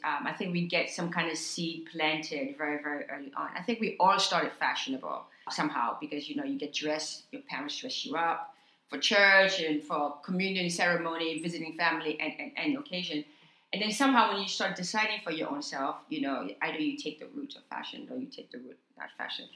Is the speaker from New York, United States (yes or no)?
yes; New York, United States; also born or lived in Haiti; I was born in Haiti, grew up in New York, came to America at the age of six or seven